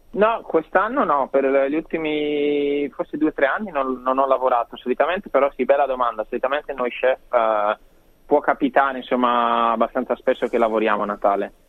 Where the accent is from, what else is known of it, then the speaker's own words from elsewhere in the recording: Brescia, Lombardy, Italy; now in Australia; Brescia, ecco da dove vengo io